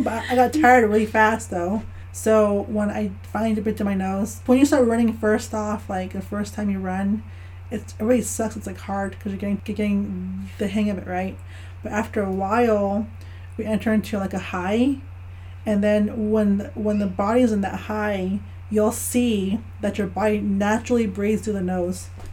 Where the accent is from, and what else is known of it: Navajo Nation, United States; born or raised there; moved away as an adult